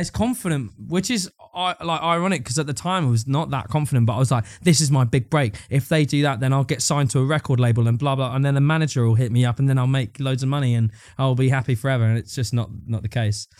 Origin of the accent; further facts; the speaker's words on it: Brighton, South East England, United Kingdom; also born or lived in Eastbourne; I grew up in and around Brighton. So I was born in Brighton, then, like, I, like, moved to, like, a, I moved to a place called Eastbourne when I was real young and then moved back to Brighton